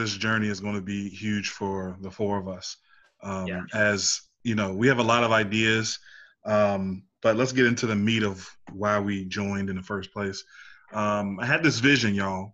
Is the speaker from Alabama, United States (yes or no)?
no; Washington, District of Columbia, United States; now in Richmond, United States; I'm a 31-year-old black man from Northwest D.C.